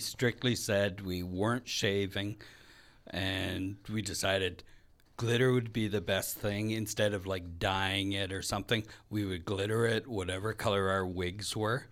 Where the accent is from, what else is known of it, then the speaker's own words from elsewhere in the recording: Red Lake, Ontario, Canada; now in Winnipeg, Canada; I'm from Red Lake, Ontario. It's a small mining in Lumber Town.